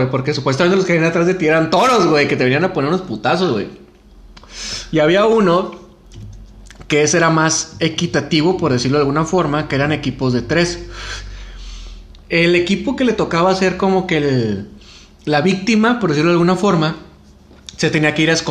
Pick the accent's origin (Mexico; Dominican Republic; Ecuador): Mexico; San Bernabé, Nuevo León; Crecí en San Bernabé, güey.